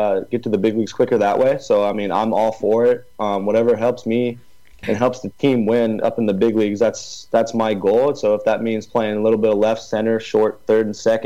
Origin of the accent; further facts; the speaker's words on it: Murrieta, California, United States; I'm from Marietta, California. That's Southern California.